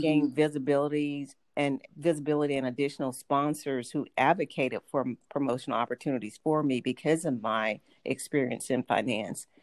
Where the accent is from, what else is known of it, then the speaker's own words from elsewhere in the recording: Atlanta, Georgia, United States; accent: Southern; moved away as an adult; also born or lived in Boston / Los Angeles; I grew up in Atlanta and moved to several major cities, including Boston and Los Angeles, and I mm-hmm. evaluated taking speech classes to eliminate my Southern accent